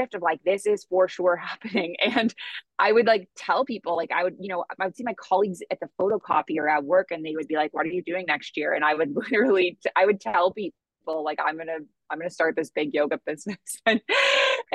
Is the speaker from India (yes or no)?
no; Toronto, Ontario, Canada; moved away as an adult; now in Bali, Indonesia; So I am originally from Canada and I grew up in Toronto, Ontario.